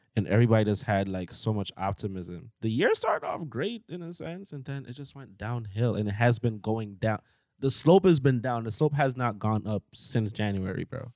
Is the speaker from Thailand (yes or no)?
no; Jamaica; moved away; I had to have a dictionary in my book bag growing up in Jamaica